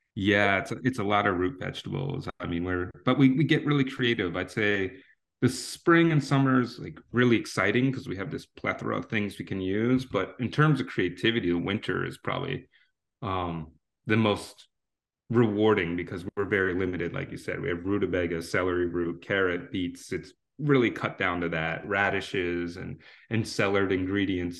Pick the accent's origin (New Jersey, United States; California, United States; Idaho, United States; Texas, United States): New Jersey, United States; moved away as an adult; now in Washington, D.C., United States; I grew up in South Jersey to the ripe age of seventeen